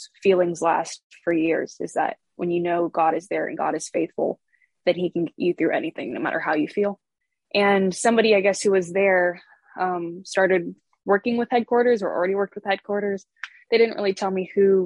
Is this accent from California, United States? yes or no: no; Aurora, Illinois, United States; I am from Aurora, Illinois, originally. So I was born and raised in the Chicago metro area